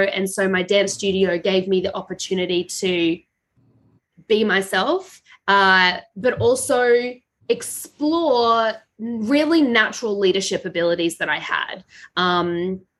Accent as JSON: {"language": "English", "town": "Brisbane", "region": "Queensland", "country": "Australia", "tie": "born or raised there", "said": "I was born in Brisbane, Australia"}